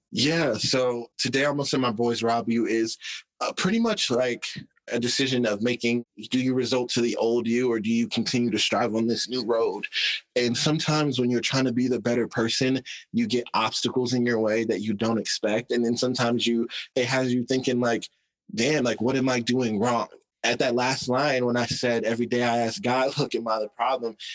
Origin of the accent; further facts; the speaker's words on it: Arkansas, United States; we had these two giant billboards in my hometown